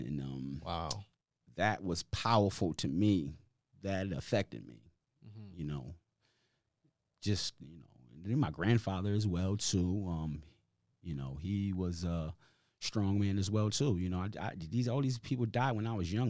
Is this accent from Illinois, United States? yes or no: no; Hartford, Connecticut, United States; moved away; I've been here since 1992, right? I was born in Hartford